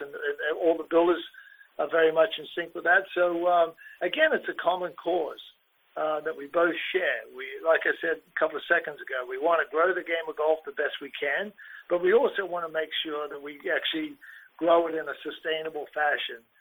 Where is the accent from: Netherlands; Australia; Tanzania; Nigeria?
Australia; now in United States; I grew up in Australia as a kid